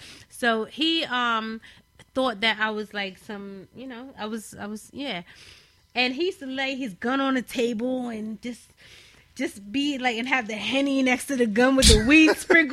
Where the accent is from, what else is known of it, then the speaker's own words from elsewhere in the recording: London, United Kingdom; And raised in London.